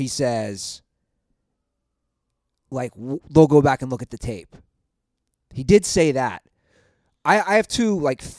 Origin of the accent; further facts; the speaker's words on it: Ohio, United States; We're Ohio brothers?